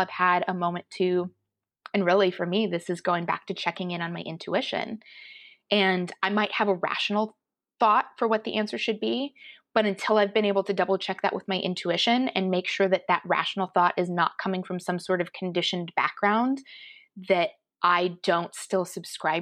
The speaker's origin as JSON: {"language": "English", "region": "Colorado", "country": "United States", "tie": "born or raised there", "said": "Growing up in Colorado, we had a fair amount of Native American culture in the general area"}